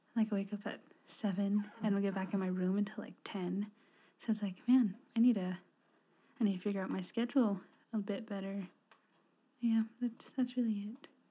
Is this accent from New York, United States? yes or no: no; Red Springs, New Mexico, United States; I'm from Red Springs, New Mexico. If you don't know where that is, it's south of Gallup, New Mexico.